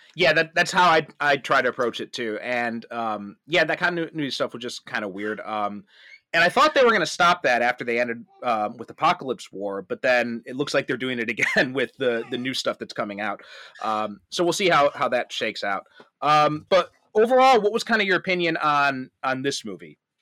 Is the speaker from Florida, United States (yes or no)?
no; Chicago, Illinois, United States; moved away as an adult; also born or lived in Skokie; now in Japan; I'm from, uh, the Chicagoland area